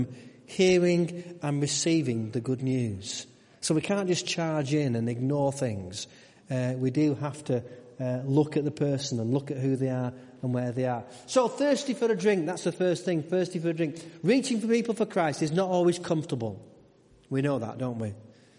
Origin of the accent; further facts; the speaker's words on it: United Kingdom; We're very British. We don't like to sit with other people